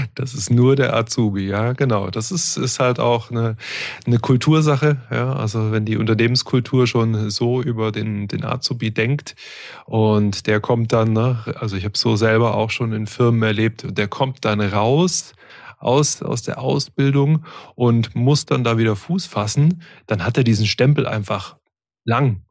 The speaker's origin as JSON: {"language": "German", "area": "Stuttgart area", "region": "Baden-Württemberg", "country": "Germany", "tie": "born or raised there", "said": "ich komme komm selber auch aus dem Stuttgarter Raum gebürtig"}